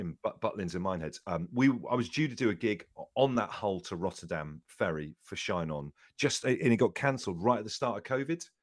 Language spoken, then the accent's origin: English; Devon, South West England, United Kingdom; I grew up in Devon